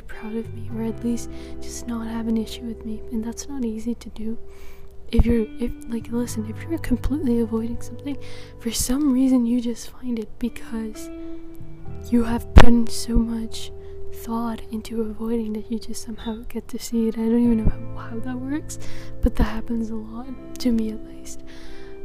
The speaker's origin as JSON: {"language": "English", "country": "Netherlands", "said": "I'm from the Netherlands"}